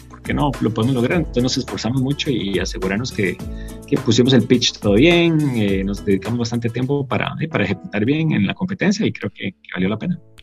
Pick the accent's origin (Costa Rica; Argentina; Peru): Costa Rica